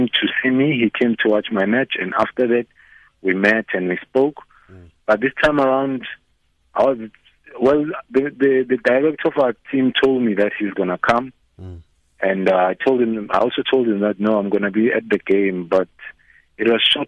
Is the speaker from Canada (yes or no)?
no; South Africa; moved away as an adult; also born or lived in Portugal; now in France; as a South African